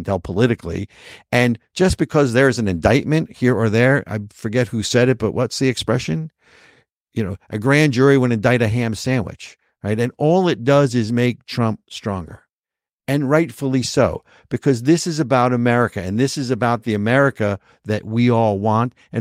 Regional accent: outside of Queens in New Jersey, United States; I grew up outside of Queens in New Jersey

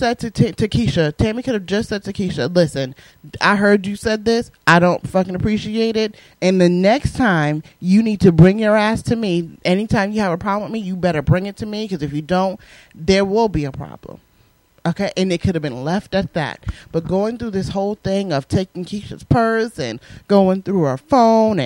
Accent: Southern Connecticut, United States; accent: New York; I grew up in the Northeast, in Connecticut, okay, which we know is right next to New York. I grew up in South Connecticut.

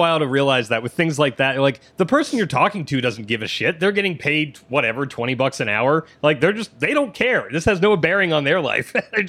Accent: Ohio, United States; now in Los Angeles, United States; I'm from Ohio

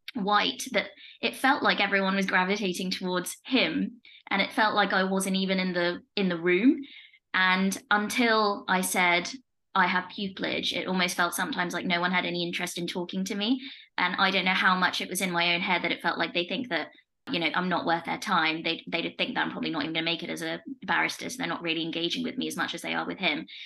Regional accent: Leicester, East Midlands, United Kingdom; I'm from Leicester

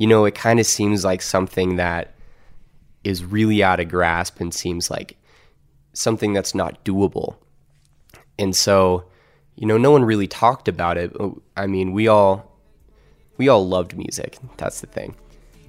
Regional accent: Colorado, United States; also born or lived in Kansas City, Missouri / Stillwater, Oklahoma; So I moved to Colorado when I was 8. I was born in Kansas City, Missouri.

